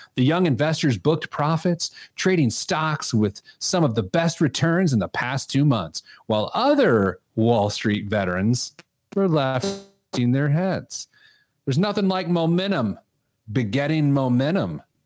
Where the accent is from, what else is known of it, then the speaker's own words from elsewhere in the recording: Speedway, Indiana, United States; now in Indianapolis, United States; I grew up in Speedway, and I could, uh, walk to the track from my grandma's house